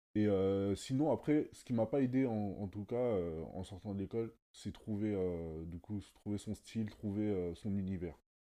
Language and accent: French; Sarcelles, Île-de-France, France; now in Hauts-de-Seine, France; j'ai grandi à Sarcelles et aujourd'hui j'habite dans le 9-2.